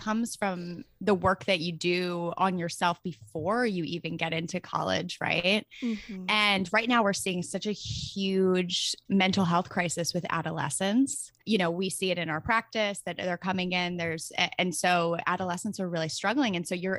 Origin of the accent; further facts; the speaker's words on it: Philadelphia, Pennsylvania, United States; Yes. I'm from Philly. Come on my podcast.